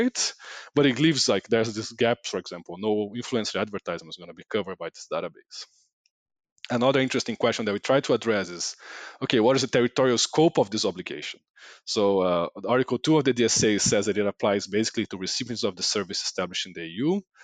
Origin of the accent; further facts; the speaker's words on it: Brazil; I'm from Brazil